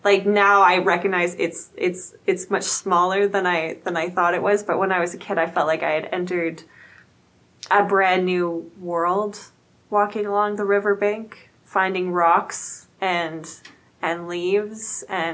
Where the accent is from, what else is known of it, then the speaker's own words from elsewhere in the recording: Saskatoon, Saskatchewan, Canada; I was born in Saskatoon